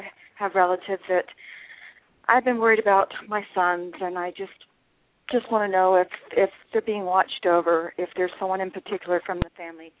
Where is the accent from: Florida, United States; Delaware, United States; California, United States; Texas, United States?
Florida, United States; Brandon; I'm from the Brandon area.